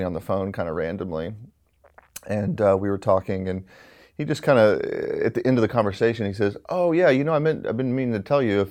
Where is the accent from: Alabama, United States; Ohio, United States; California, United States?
Alabama, United States; I'm from Alabama, and you know, growing up out there